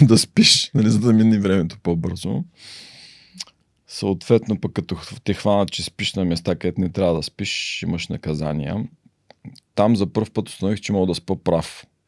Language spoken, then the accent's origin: Bulgarian; Varna, Varna Province, Bulgaria; moved away; also born or lived in United States; роден съм във Варна